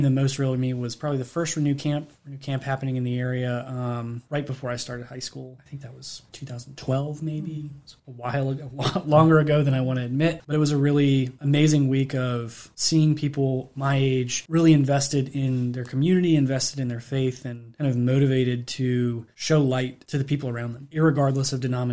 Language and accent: English; Harrisonburg, Virginia, United States; I grew up in Harrisonburg